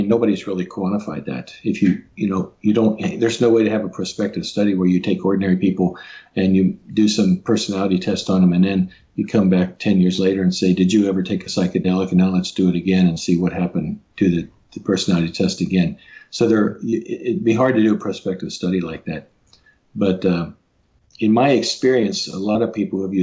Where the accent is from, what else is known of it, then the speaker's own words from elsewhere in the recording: Cincinnati, Ohio, United States; I grew up in Cincinnati